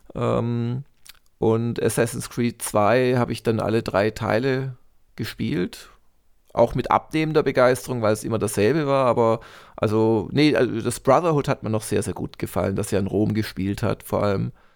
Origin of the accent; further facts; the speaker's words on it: Baden-Württemberg, Germany; Gymnasium äh, aus, also aus, aus Baden-Württemberg, war das so ein Programmpunkt in der 9. Klasse